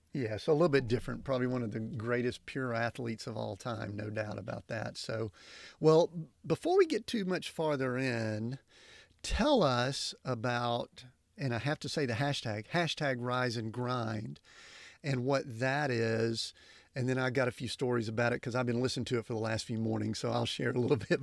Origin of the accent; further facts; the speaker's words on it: Atlanta, Georgia, United States; I grew up in Atlanta